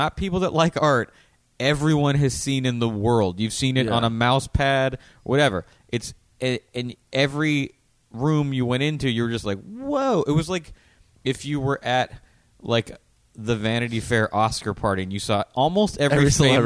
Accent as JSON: {"language": "English", "country": "United States", "tie": "born or raised there", "said": "growing up in America"}